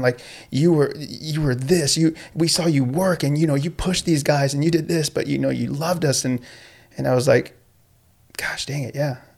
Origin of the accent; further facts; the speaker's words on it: Escondido, California, United States; I grew up in Escondido, and, uh, I actually went to school locally.